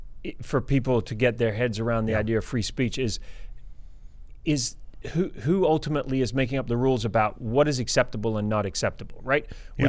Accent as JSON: {"language": "English", "country": "New Zealand", "lives_now": "United States", "said": "I'm from New Zealand. I love New Zealand, but the opportunities are much better here for what I do in America."}